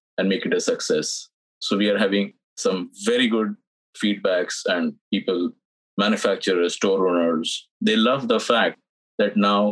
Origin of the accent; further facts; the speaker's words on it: India; moved away as an adult; also born or lived in Dubai; now in United States; I'm not born in the United States. I'm from India. I'm born there